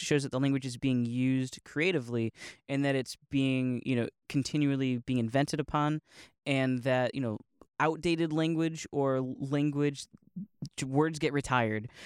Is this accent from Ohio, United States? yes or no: yes; Northeast Ohio, United States; I'm from Ohio, from Northeast Ohio